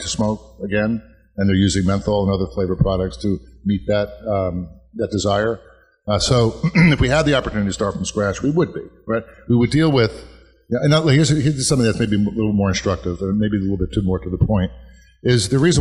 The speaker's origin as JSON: {"language": "English", "town": "Woodbridge", "region": "New Jersey", "country": "United States", "tie": "born or raised there", "said": "my hometown of Woodbridge"}